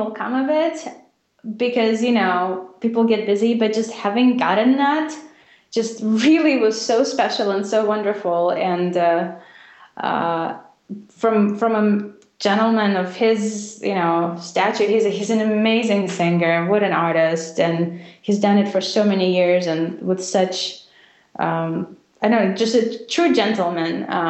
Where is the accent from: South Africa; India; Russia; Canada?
Russia; Because, you know, I grew up not just in Russia. I mean, I grew up in the very, very end of Soviet Union when things were just incredibly difficult. And in Russia, all we thought in the 90s was how to survive.